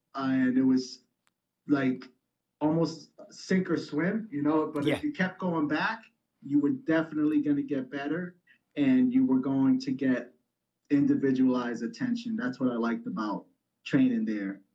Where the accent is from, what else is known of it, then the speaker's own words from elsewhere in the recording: New York City, New York, United States; I grew up in the Bronx in New York